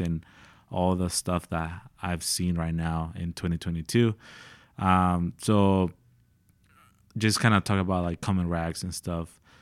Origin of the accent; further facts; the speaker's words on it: San Diego, California, United States; moved away as an adult; now in Dallas, United States; I'm from San Diego, California